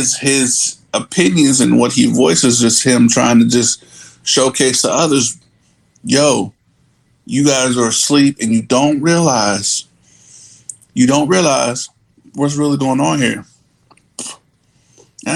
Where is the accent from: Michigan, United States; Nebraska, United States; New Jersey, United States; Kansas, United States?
New Jersey, United States; we're from Jersey, so that's, you know, that's how we were brought up